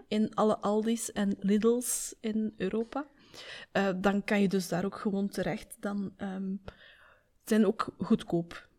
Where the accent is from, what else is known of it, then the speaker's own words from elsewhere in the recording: Belgium; Wij zeggen daar muizenstrontjes tegen